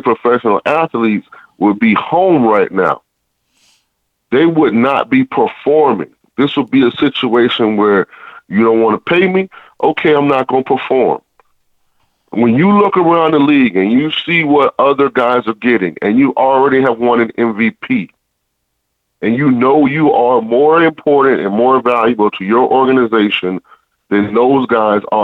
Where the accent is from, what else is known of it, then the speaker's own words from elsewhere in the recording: Tampa, Florida, United States; I'm from Tampa.